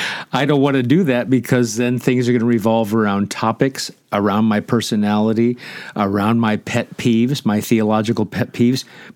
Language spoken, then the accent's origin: English; Nebraska, United States; Steve, you grew up in California, and I grew up in Nebraska, but both of us, I think, talk the same way. Neither of us have accents.